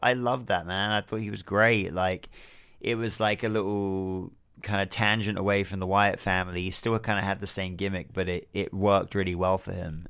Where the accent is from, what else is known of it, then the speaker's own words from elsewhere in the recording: United Kingdom; being someone that watches wrestling from the U K